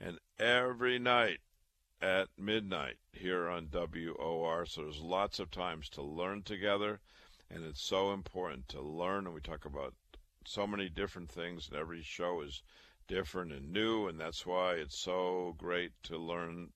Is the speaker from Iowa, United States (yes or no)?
yes; Waterloo, Iowa, United States; moved away as an adult; also born or lived in Chicago / Boston; I was born and raised in Waterloo, Iowa